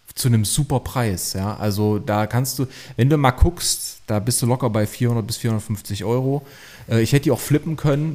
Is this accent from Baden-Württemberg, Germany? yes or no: no; Leipzig, Saxony, Germany; ich komme aus Leipzig